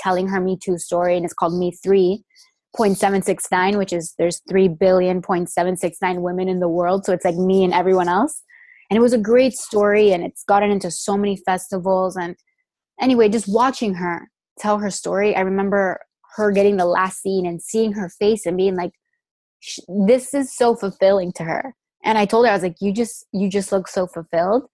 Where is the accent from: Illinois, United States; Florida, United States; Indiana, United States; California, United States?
Florida, United States; Miami; now in Los Angeles, United States; I'm obviously here from Miami too. I went to New World for our senior year